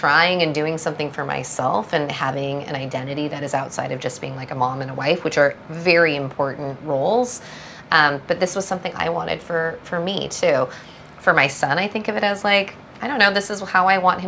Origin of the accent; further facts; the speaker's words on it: Southern California, United States; I was born in America. I was raised predominantly in Southern California.